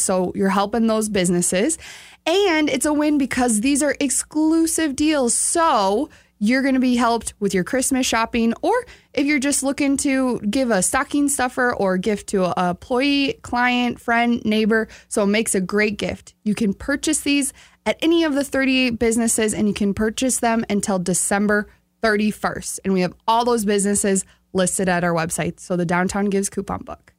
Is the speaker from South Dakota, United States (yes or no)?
yes; outside Sioux Falls, South Dakota, United States; I grew up right outside of Sioux Falls